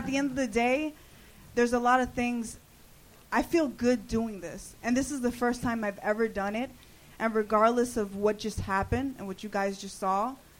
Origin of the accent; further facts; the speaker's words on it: Miami, Florida, United States; moved away as an adult; now in Los Angeles, United States; Originally from Miami.